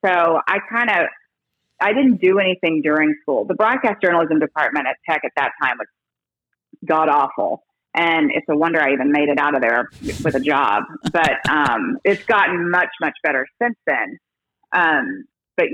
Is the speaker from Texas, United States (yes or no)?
yes; Plainview, Texas, United States; also born or lived in Houston, Texas / Perryton, Texas / Amarillo, Texas / California; I settled in Plainview and from the fourth grade on